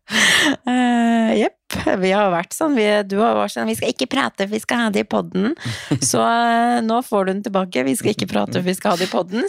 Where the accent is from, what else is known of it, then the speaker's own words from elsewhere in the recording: Tromsø, Troms, Norway; moved away; Jeg sitter hjemme i Tromsø